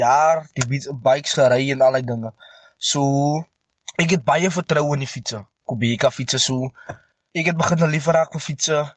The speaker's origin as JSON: {"language": "Afrikaans", "area": "Meerlust Bosbou, near Stellenbosch", "region": "Western Cape", "country": "South Africa", "said": "ek is van Meerlust Bosbou"}